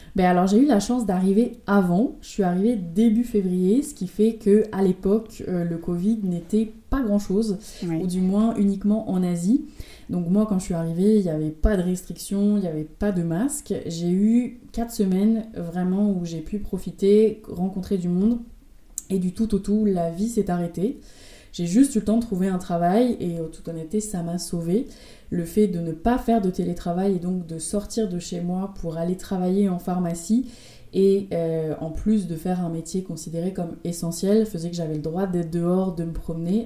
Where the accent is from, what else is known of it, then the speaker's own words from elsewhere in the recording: Rouen, Normandy, France; moved away as an adult; now in Montreal, Canada; je suis originaire de Rouen en France